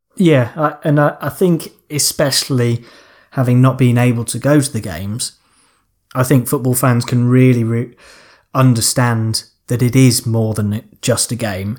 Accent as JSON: {"language": "English", "area": "Lancashire", "region": "North West England", "country": "United Kingdom", "tie": "born or raised there", "said": "I was born in Lancashire"}